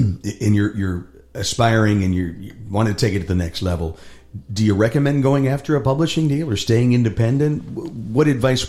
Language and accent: English; Cleveland, Ohio, United States; I know I grew up in Cleveland. We were the rock capital of the world.